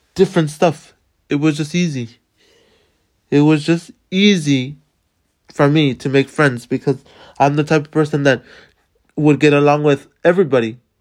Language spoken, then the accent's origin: English; Los Angeles, California, United States; moved away; I grew up in, in Boyle Heights, California, which is in the Los Angeles area